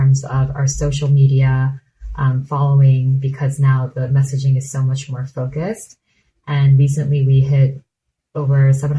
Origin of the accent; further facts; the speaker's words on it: South Korea; It was laddering up to a skincare philosophy that we grew up with in Korea, where skincare is a joy and it's sensorial and it's entertaining